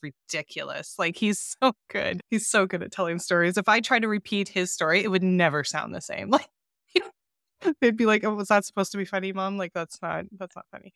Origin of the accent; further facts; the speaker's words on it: Canada; I'm from Canada